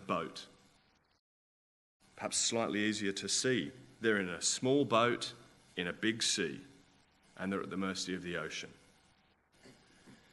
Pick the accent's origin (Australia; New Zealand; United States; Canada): Australia; I'm Australian